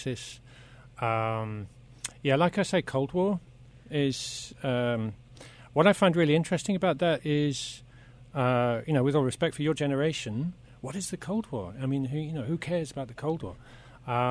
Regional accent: Oxfordshire, South East England, United Kingdom; moved away as an adult; now in Netherlands; I'm originally from Oxford, or better said, the Oxfordshire countryside

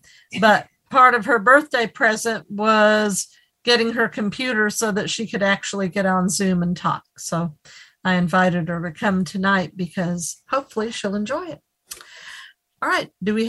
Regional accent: Tennessee, United States; I'm from Tennessee

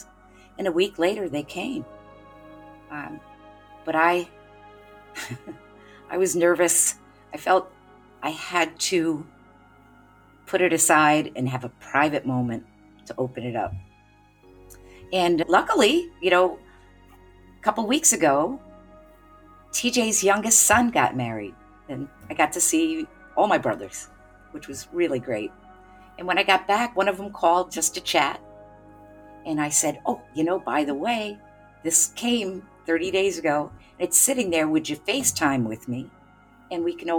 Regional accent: Canandaigua, New York, United States; I'm from Canandaigua, New York

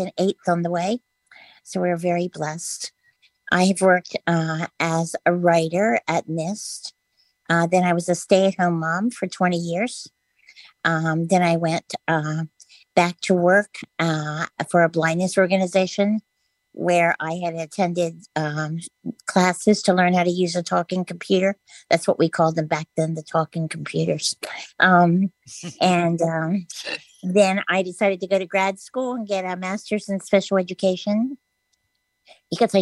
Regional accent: Maryland's Eastern Shore, United States; I grew up on Maryland's Eastern Shore, which is a very rural community

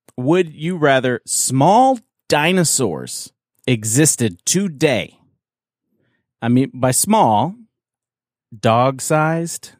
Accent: Canada; I'm from, I'm from Canada

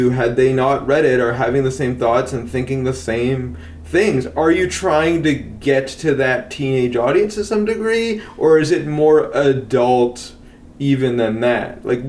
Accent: Canada; I say that as the Canadian

